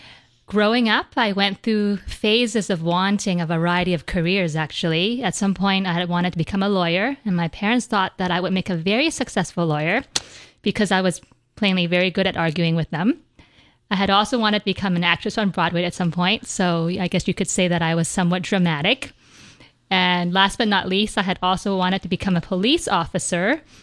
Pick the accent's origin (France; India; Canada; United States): Canada; Vancouver, British Columbia; I grew up in Vancouver, British Columbia, so they would come down to Vancouver.